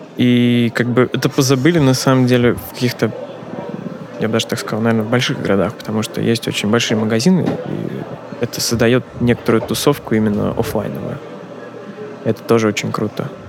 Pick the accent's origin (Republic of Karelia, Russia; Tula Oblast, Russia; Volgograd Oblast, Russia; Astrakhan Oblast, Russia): Volgograd Oblast, Russia; Volgograd; also born or lived in Volzhsky; мой родной город Волгоград